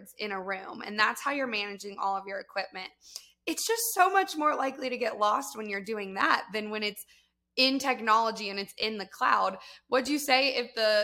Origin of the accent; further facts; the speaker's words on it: Georgia, United States; I am also from Georgia